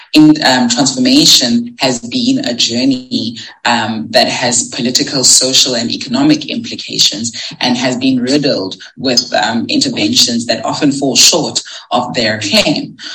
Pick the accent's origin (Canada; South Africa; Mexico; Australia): South Africa; As a South African scholar